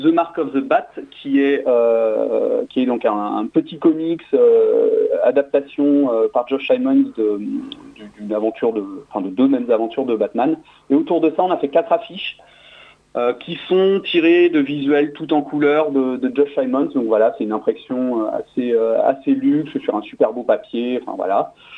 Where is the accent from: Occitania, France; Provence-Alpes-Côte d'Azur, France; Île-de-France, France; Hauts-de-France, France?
Occitania, France; Toulouse; moi je suis de Toulouse